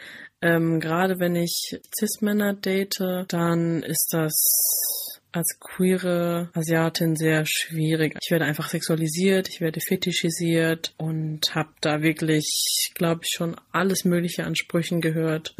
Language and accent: German; Rhineland-Palatinate, Germany; Ich bin in einem super kleinen Dorf aufgewachsen in der Pfalz